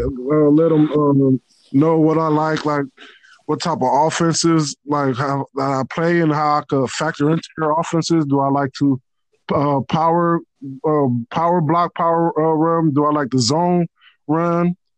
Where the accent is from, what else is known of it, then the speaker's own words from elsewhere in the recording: Los Angeles, California, United States; also born or lived in Nigeria / Tallahassee, Florida; I was born in Nigeria, but um, I came to uh, America when I was about two years old. Was raised in uh, Los Angeles, California